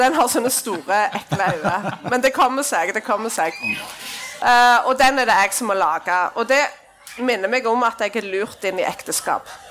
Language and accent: Norwegian; Klepp, Rogaland, Norway; jeg er fra Klepp.